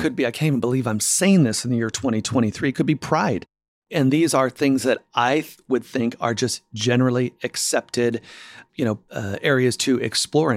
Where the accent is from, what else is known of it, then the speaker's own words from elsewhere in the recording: Spokane, Washington, United States; born and raised in Spokane, Washington